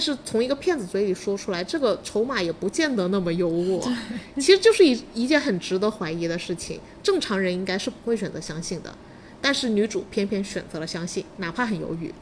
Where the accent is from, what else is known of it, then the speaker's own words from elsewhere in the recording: China; 我们中国人